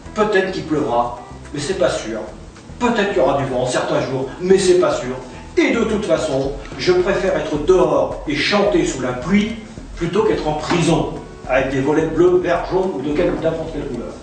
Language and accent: French; France; chez nous, en France